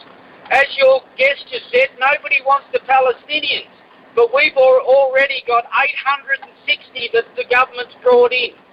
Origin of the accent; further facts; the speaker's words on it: Australia; I've never felt shame to be an Australian in my life